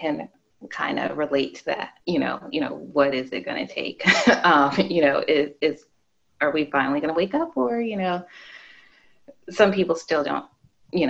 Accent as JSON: {"language": "English", "region": "Arizona", "country": "United States", "tie": "born or raised there", "said": "I grew up in Arizona"}